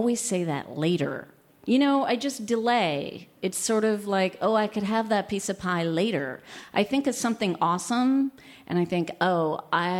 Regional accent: upstate New York, United States; also born or lived in Chicago; I spend most of my time in my hometown in upstate New York where I'm from.

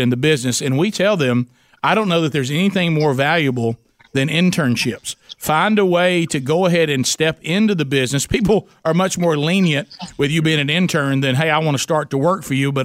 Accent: Alabama, United States; Bubba and I growing up in Alabama

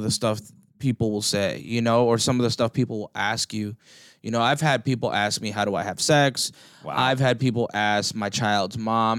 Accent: East Coast, United States; You know, bro, I was very fortunate. I grew up in the East Coast, right?

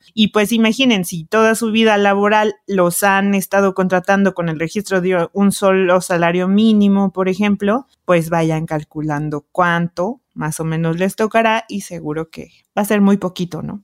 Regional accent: Mexico; tenemos entre 25 y 39 años, representamos el 23% de toda la población mexicana

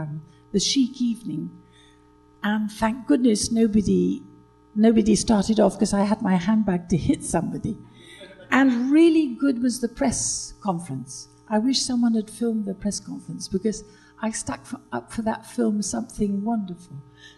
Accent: United Kingdom; now in France

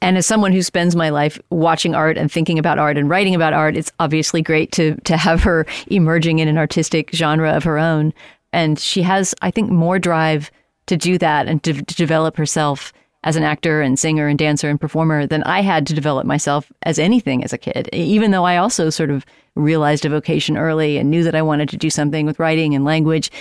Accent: San Antonio, Texas, United States; moved away; I was in San Antonio, my hometown

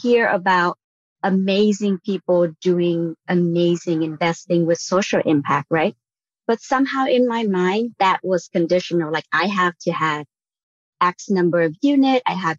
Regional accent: Vietnam; moved away as an adult; now in United States; I was born and raised in Vietnam. I came over for college.

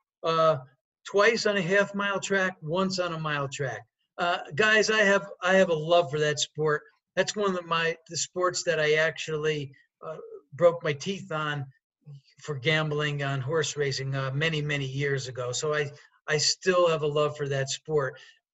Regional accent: Poughkeepsie, New York, United States; moved away as an adult; now in Las Vegas, United States; I am from a great town in 60 miles north of New York City called Poughkeepsie, New York. I spent the first 24 years of my life there.

